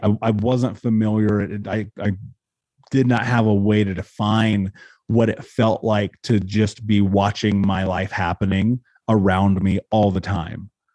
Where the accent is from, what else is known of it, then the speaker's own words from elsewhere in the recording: Indiana, United States; growing up in Indiana, for one, which is an incredibly racist place